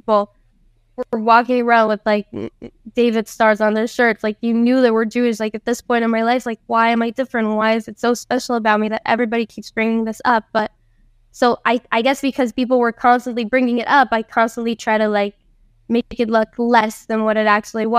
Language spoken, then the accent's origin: English; San José, Costa Rica; also born or lived in Tamarindo, Costa Rica; I grew up in San Jose